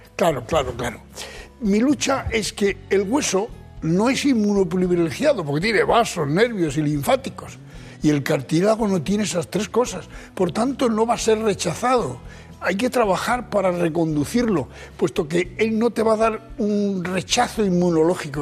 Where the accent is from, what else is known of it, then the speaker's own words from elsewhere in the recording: Archena, Region of Murcia, Spain; De Archena